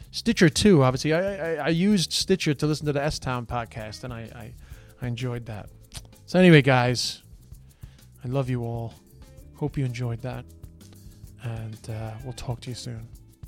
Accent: Ireland; now in Australia

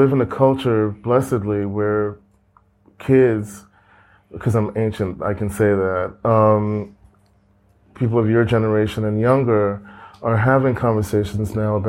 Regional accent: United States; as an American

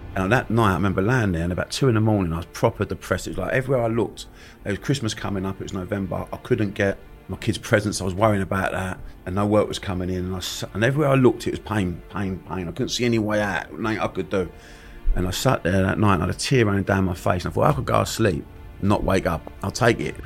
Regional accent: London, United Kingdom; accent: Cockney; I grew up in Bermondsey

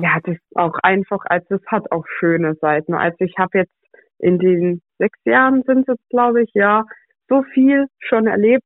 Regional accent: Pforzheim, Baden-Württemberg, Germany; dass ich aus Pforzheim komme

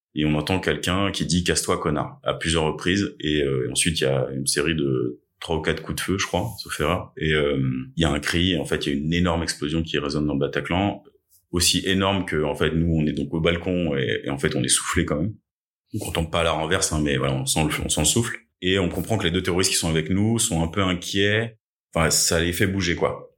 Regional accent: Essonne, Île-de-France, France; also born or lived in Chile / Paris; on a émigré en France en 96 avec mes parents et mon frère. On était sans papier pendant deux ans. Euh, j'ai grandi dans, à Tismons dans le 91

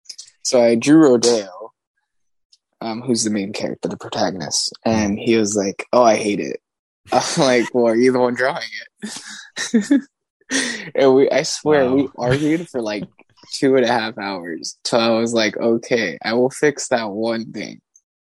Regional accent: Los Angeles, California, United States; I'm an artist from Los Angeles.

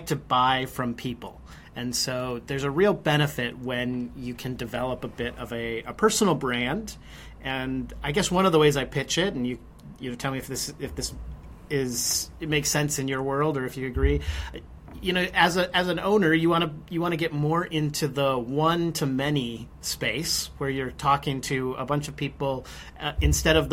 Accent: United States; us Americans

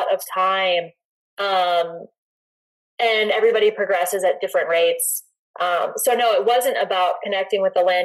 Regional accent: North Carolina, United States; now in Boulder, United States; I grew up on the East Coast in North Carolina

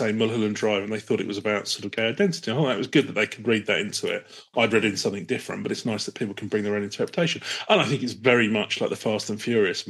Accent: Brighton, South East England, United Kingdom; growing up in Brighton, you don't really, you take for granted being able to dress how you like.

